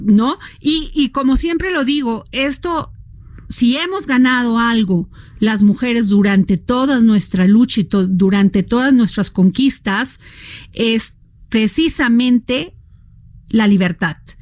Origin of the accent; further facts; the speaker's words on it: Veracruz, Mexico; yo soy veracruzana